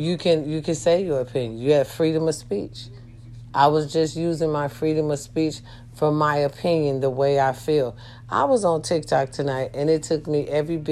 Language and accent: English; United States; I love being an American